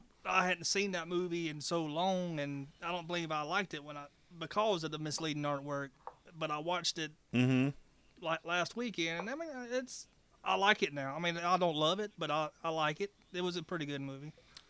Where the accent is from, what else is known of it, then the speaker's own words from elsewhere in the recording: Gaffney, South Carolina, United States; from Gaffney, South Carolina